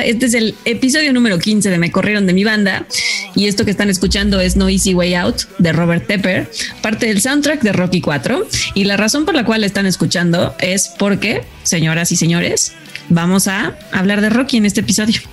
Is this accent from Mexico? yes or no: yes; Mexico; somos mexicanos